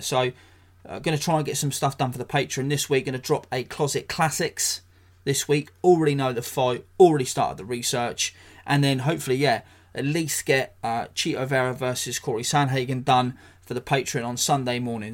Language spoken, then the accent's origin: English; England, United Kingdom; as a, as a Brit, as an Englishman